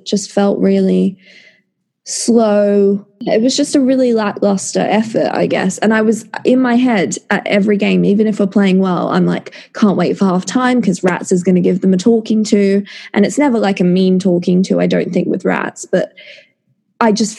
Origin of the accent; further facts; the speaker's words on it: Perth, Western Australia, Australia; we're from Perth